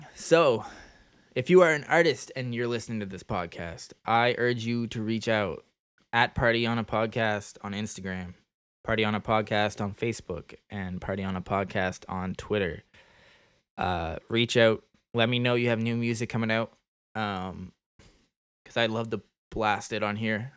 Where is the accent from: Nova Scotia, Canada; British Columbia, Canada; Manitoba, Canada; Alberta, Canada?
Nova Scotia, Canada; right in my hometown, right in our hometown in Nova Scotia. East Coast of Canada.